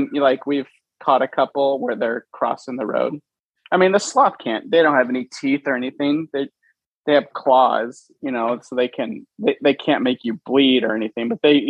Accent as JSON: {"language": "English", "country": "Venezuela", "tie": "born or raised there", "said": "So, born and raised in Venezuela, South America, way South Venezuela."}